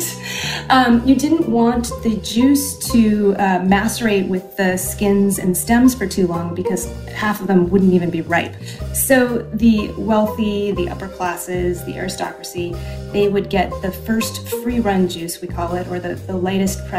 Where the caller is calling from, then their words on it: Portland, Oregon, United States; I am calling from Portland, Oregon.